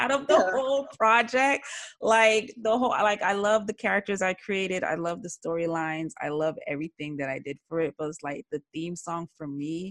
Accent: South Florida, United States; also born or lived in Jamaica; I'm from South Florida, I'm from the South

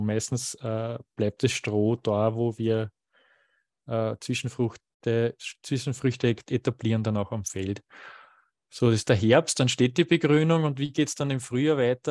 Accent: Waldviertel, Lower Austria, Austria; falls ich zu sehr in die Mundart verfalle, ich bin ja aus dem Waldviertel und nicht immer das Hochdeutsches mächtig

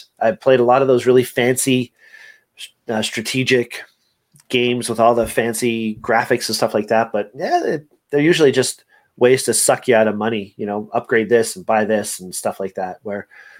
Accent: Montreal, Quebec, Canada; born there; I was born in Montreal, and it's a French name, and we were playing a lot of games when I was younger because that's what we did.

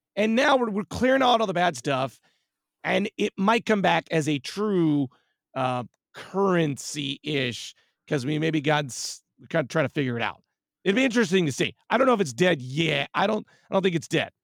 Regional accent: Whittier, California, United States; now in San Francisco, United States; I was born and raised in Southern California in a lovely hamlet called Whittier

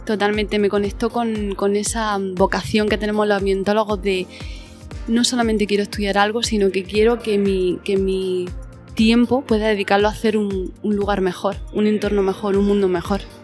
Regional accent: Spain; yo trabajo desde mi pueblo, trabajamos, yo trabajo en casa, trabajo por el territorio, siempre en la zona rural y me muevo por el entorno, en la zona norte de Almería, de Granada y el noroeste de Murcia.

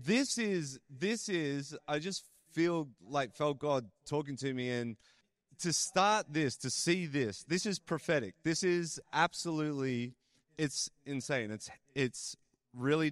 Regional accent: Australia; accent: Australian; now in Canada; why does this guy sound like an Australian? I was born in Australia.

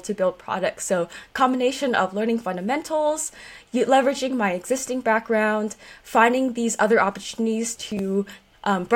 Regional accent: Silicon Valley, California, United States; being born and raised in Silicon Valley

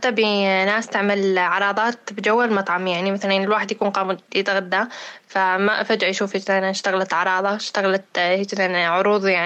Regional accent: Syria; ممكن يخدمنا كسوريين

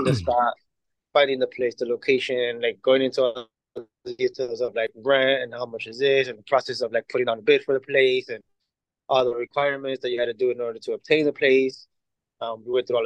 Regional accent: Chicago, Illinois, United States; also born or lived in Mexico; I'm also a product of the neighborhood

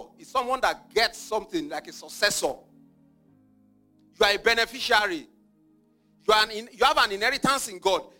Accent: Nigeria; I grew up in Nigeria

